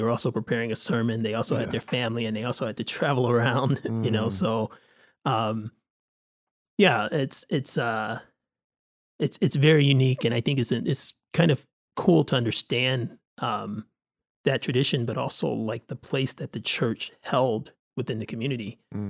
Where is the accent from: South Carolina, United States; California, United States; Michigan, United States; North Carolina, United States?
Michigan, United States; Detroit; I grew up in the Metro Detroit area, and those churches were all, it was what the Black churches did.